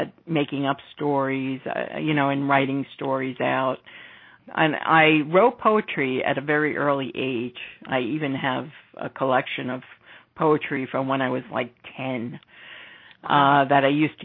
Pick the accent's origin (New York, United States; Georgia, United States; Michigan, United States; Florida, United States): New York, United States; New York City; I was born in 53 in the Bronx, raised from Italian descent.